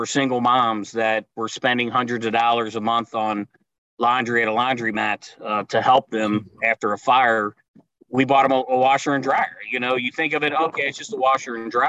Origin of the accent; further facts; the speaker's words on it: Cincinnati, Ohio, United States; as a kid growing up in Cincinnati